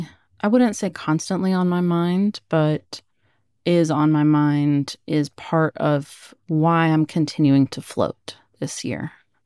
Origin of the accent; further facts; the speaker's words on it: Oregon, United States; born there; I was born in Oregon. That's where my parents met, and they experienced racism there too.